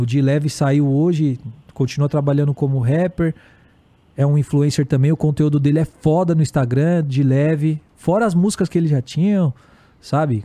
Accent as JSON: {"language": "Portuguese", "town": "Guarulhos", "region": "São Paulo", "country": "Brazil", "said": "eu sou de Guarulhos"}